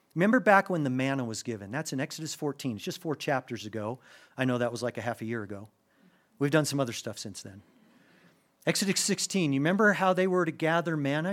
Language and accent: English; United States; as an American